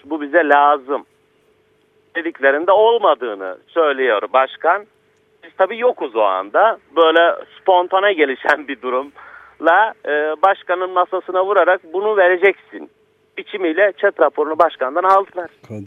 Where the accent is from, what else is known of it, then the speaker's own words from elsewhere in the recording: Karasu, Sakarya, Turkey; Paralı diye bir köydenim ben